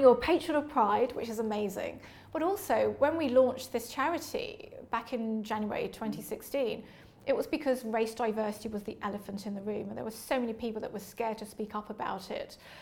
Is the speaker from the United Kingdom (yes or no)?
yes; London, United Kingdom; I was born and raised in Leytonstone, East London